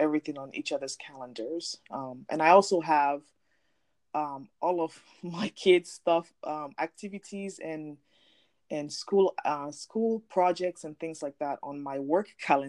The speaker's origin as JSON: {"language": "English", "country": "Nigeria", "said": "I'm from Nigeria"}